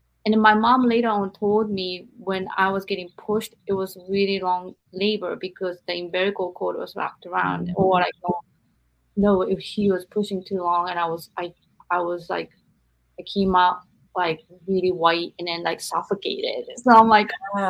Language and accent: English; Japan; I'm from Japan, but you're raised in America.